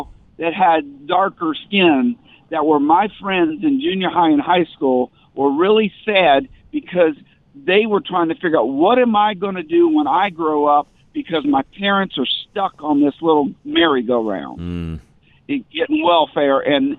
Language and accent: English; the South, United States; I grew up in the South